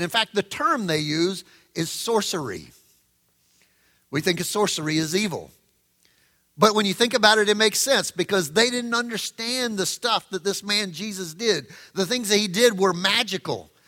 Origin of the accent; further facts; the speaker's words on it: the South, United States; I grew up in the South